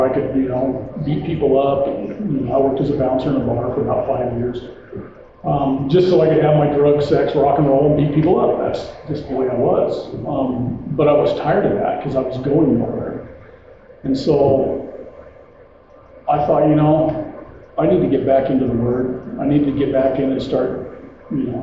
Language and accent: English; Twin Falls, Idaho, United States; moved away as an adult; now in Boise, United States; I'm from Idaho. I was raised in Twin Falls. I've been living here in Boise for 37 years